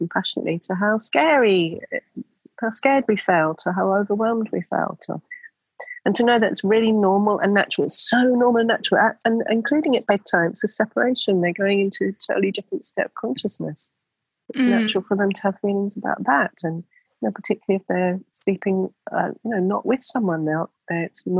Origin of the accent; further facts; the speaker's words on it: England, United Kingdom; now in Australia; because we're both from England originally